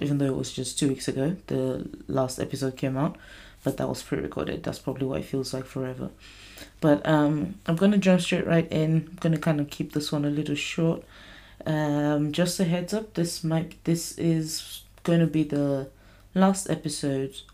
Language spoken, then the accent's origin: English; Nigeria; moved away; I grew up in Nigeria.